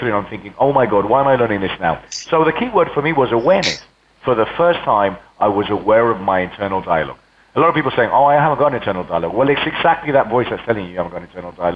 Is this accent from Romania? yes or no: no; Spain; first language Spanish; English is a second language; also born or lived in England; now in London, United Kingdom; left to Spain when I was 9, brought up in Spain